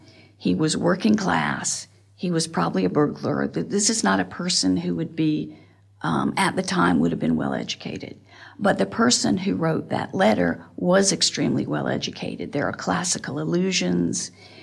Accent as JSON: {"language": "English", "town": "Montgomery", "region": "Alabama", "country": "United States", "said": "I am from Montgomery, Alabama."}